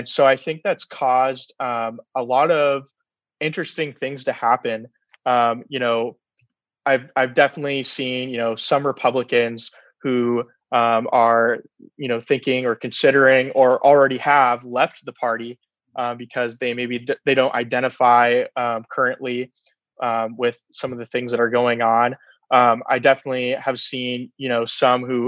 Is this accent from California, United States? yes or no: yes; Fresno, California, United States; I was born and raised in Fresno, California